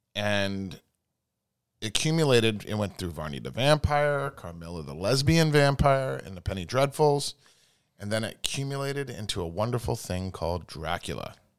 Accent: New Jersey, United States; also born or lived in San Diego, California; I was born in Southern California. That's where it started. And I lived there for six months, and then my mom and dad dragged me to New Jersey

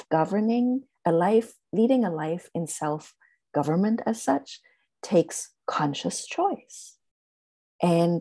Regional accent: Germany; English is a second language; moved away; I'm originally from Germany

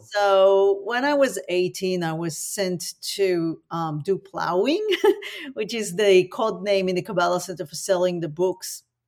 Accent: Tel Aviv, Tel Aviv District, Israel; now in Australia; I was born in Tel Aviv in the nineteen seventies into tragedy

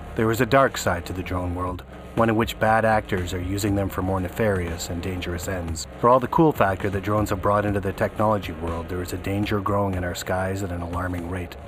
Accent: Canada; as a Canadian

